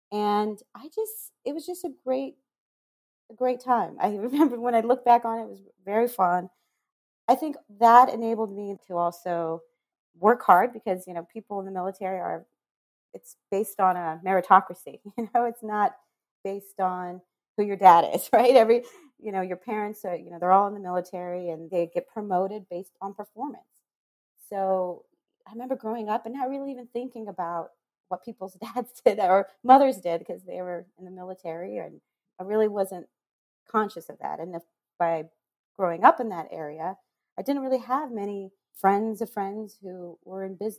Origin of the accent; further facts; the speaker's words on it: Monterey, California, United States; also born or lived in El Paso, Texas / Germany; I was born in Texas, in El Paso, moved to Germany, and then ended up being in Fort Ord in Monterey, California for luckily 7 years, actually.